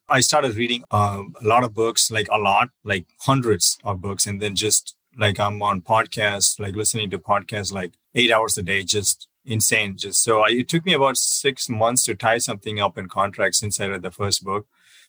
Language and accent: English; South India, India; moved away as an adult; also born or lived in Southern California; now in United States; I'm originally from South India. I came here in 2008, did my master's in mechanical engineering.